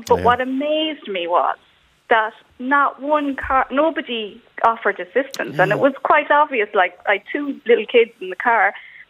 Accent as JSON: {"language": "English", "area": "Mayo", "region": "Connacht", "country": "Ireland", "said": "I come from Mayo"}